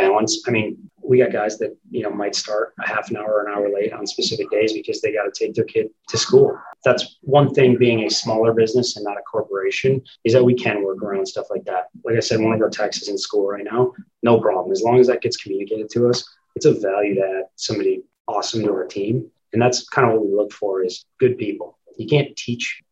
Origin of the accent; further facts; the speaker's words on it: Minneapolis, Minnesota, United States; I grew up in the West Metro of Minneapolis